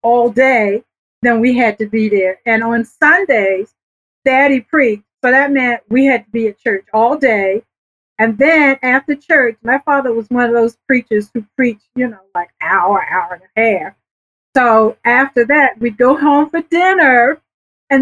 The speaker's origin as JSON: {"language": "English", "town": "Norfolk", "region": "Virginia", "country": "United States", "tie": "born or raised there", "also_born_or_lived": "Philadelphia area", "moved": "yes", "lives_now": "Philadelphia, United States", "said": "I was born and raised in Norfolk, Virginia, over in right off of Tidewater Drive"}